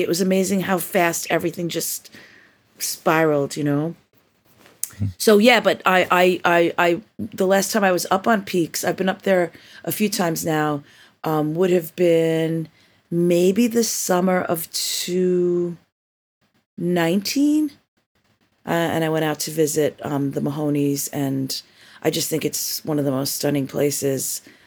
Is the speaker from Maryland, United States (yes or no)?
no; New York, United States; growing up in New York